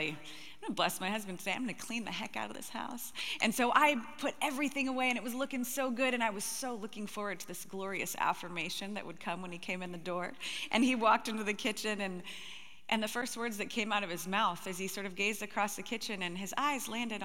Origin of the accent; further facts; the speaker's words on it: Gig Harbor, Washington, United States; I'm actually from Gig Harbor, Washington